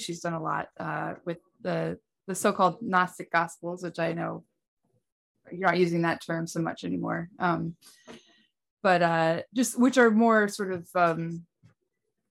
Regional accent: New York, United States; now in North Carolina, United States; I grew up in New York. I live in North Carolina now

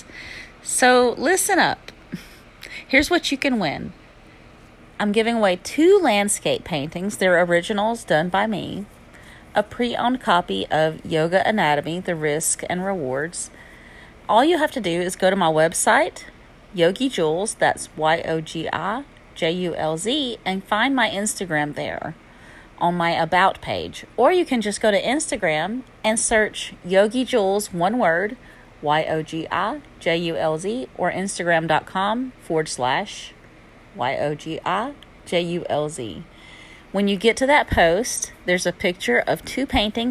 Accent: Alabama, United States; accent: southern; my southern accent and slang

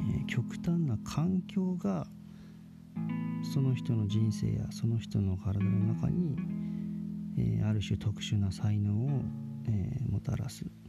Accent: Chiba, Japan; moved away as an adult; also born or lived in Miyazaki Prefecture; now in Miyazaki, Japan; 僕ずっと千葉県で生まれ育って、えー、千葉県の、まあ、海のないところで、えー、生活してたんですけど2011年に、えー、急に、まあ、当てもなく宮崎県に移住して

